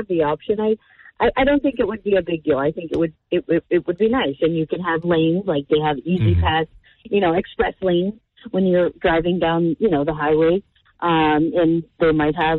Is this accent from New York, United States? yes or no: no; New Jersey, United States; moved away as an adult; now in Pennsylvania, United States; I am originally from New Jersey, and I moved to Pennsylvania about 15 years ago